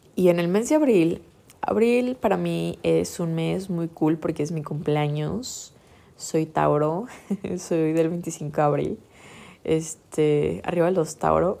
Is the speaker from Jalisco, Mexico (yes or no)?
yes; Guadalajara, Jalisco, Mexico; yo crecí en Guadalajara 20 años de mi vida